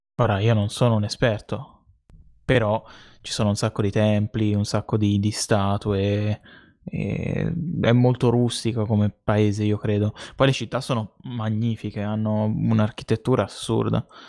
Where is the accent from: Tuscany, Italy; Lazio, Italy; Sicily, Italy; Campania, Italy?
Tuscany, Italy; si sente che siamo toscani